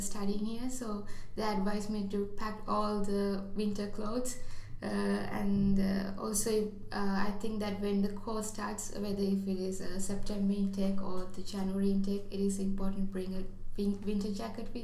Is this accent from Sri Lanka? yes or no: yes; Sri Lanka; moved away as an adult; now in Newcastle upon Tyne, United Kingdom; I'm from Sri Lanka